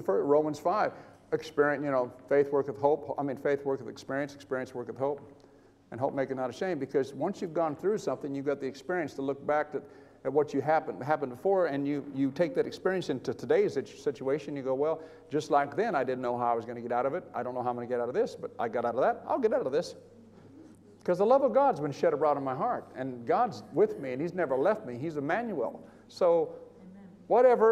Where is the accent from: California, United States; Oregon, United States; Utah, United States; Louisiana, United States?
California, United States; Bakersfield; moved away; my hometown in California, in Bakersfield